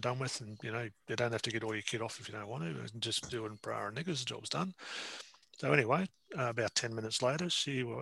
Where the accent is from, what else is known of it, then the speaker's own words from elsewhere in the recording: Castlemaine, Victoria, Australia; now in Newcastle, Australia; But my hometown is a little town in Victoria called Castlemaine, and I live in Newcastle.